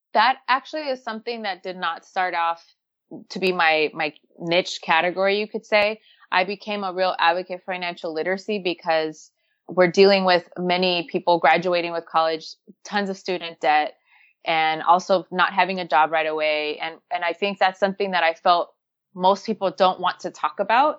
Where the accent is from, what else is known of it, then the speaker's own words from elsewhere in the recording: Los Angeles, California, United States; growing up in Los Angeles